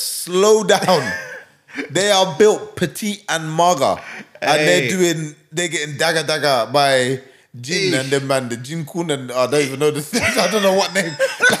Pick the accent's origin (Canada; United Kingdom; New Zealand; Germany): United Kingdom; London; I'm from London, like Northwest London.